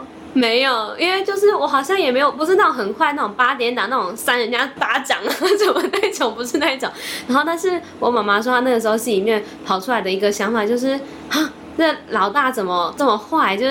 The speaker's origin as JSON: {"language": "Chinese", "region": "Taipei", "country": "Taiwan", "tie": "born there", "said": "对对对，我们三个都在台北出生。"}